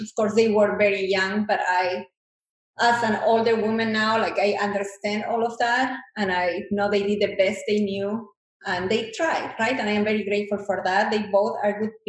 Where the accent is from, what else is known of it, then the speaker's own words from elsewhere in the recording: Bolivia; English is a second language; moved away as an adult; now in United States; I come from Bolivia